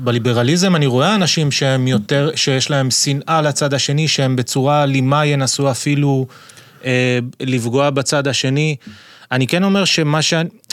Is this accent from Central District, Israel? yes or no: no; Ashdod, Southern District, Israel; אני גדלתי באשדוד